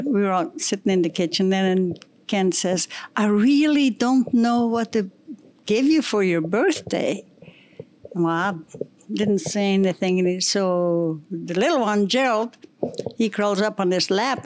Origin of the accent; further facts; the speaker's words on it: East Flanders, Belgium; moved away as an adult; also born or lived in Ghent, Belgium / Denver, United States; now in United States; I'm from East Flanders.